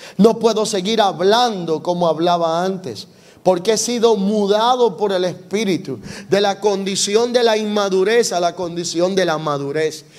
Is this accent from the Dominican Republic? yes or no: yes; Dominican Republic; soy dominicano